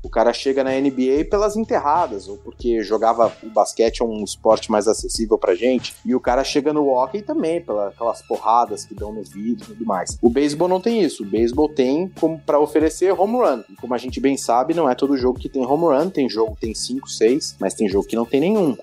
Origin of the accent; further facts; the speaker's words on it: Brazil; sou do do Brasil